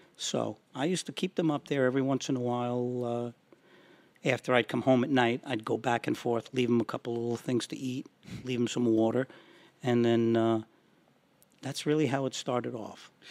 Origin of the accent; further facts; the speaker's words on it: Yonkers, New York, United States; also born or lived in Somers, New York; Growing up in Yonkers, not being allowed to have a dog